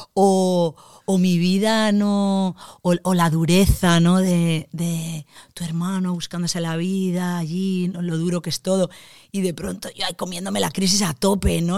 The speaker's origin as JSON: {"language": "Spanish", "town": "Valencia", "region": "Valencian Community", "country": "Spain", "said": "soy creadora, soy actriz, vengo de Valencia"}